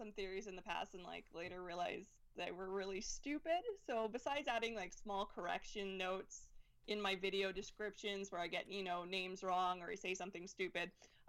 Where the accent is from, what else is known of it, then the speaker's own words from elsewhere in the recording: Alberta, Canada; I'm from Alberta.